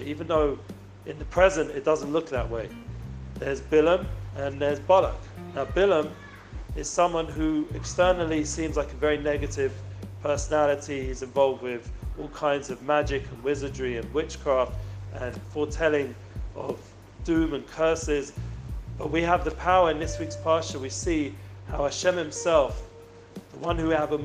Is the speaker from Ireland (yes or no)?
no; London, United Kingdom; I'm originally from London